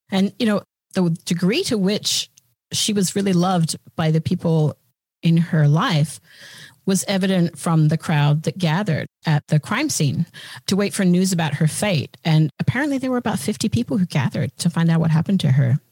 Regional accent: Australia; moved away as an adult; now in United States; as an Australian and as a recent arrival on these shores, we're well, not super recent, it was, you know, 2000

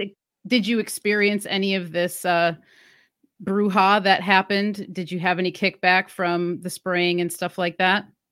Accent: Wisconsin, United States; moved away; I'm originally from Wisconsin, which is a cold area

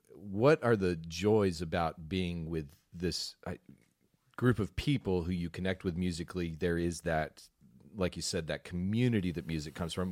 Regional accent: West Texas, United States; growing up out in West Texas

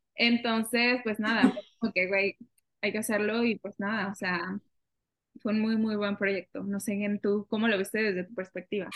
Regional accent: Mexico; now in Canada; una mexicana viviendo en Canadá

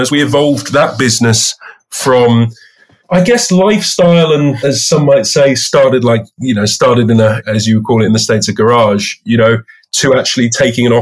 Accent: London, United Kingdom; also born or lived in Bristol; So I'm a Londoner from the United Kingdom, pretty much a North Londoner all my life. I went to school in North London

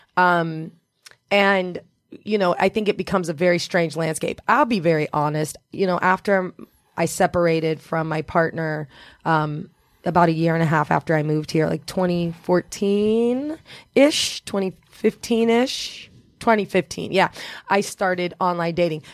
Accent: Indiana, United States; also born or lived in Los Angeles; now in New York, United States; I'm originally from Indiana

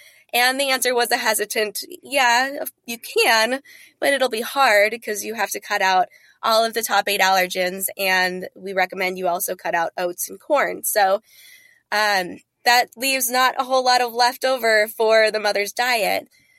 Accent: North Dakota, United States; Eventually, we settled in North Dakota, where I attended high school and undergrad. So I claim that as my home state, if you will.

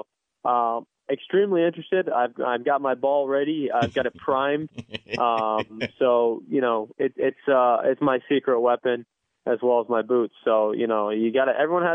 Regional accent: United States; I was born in the United States

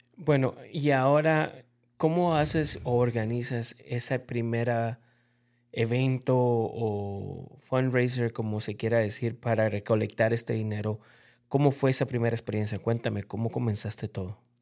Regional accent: Bolivia; yo como boliviano

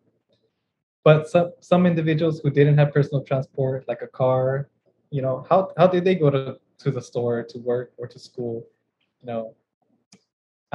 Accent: Inland Empire, California, United States; I grew up in the Inland Empire

